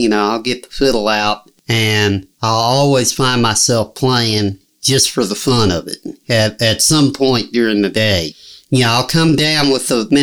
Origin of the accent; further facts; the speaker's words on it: Henryville, Indiana, United States; also born or lived in Kentucky; my hometown, Henryville